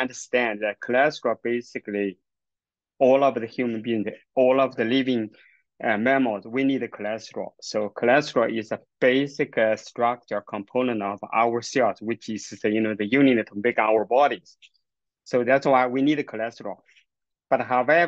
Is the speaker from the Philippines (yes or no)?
no; China; moved away as an adult; also born or lived in Kingston, Canada / United States; now in Alberta, Canada; I grew up in China, get my university degree and the master training in China. And then I moved to Canada